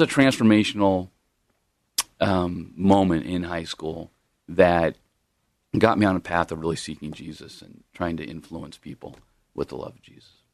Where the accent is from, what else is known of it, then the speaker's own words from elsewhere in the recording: Long Beach, California, United States; moved away; Long Beach, California